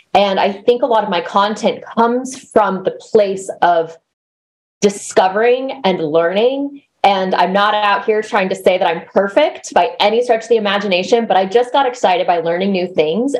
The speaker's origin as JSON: {"language": "English", "country": "United States", "tie": "born or raised there", "also_born_or_lived": "Arkansas / Texas", "moved": "yes", "said": "So I grew up in Arkansas and Texas"}